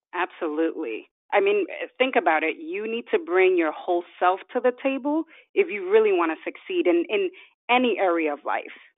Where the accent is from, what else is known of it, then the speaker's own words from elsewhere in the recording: New York City, New York, United States; also born or lived in Dominican Republic; I was born in Dominican Republic and raised in New York City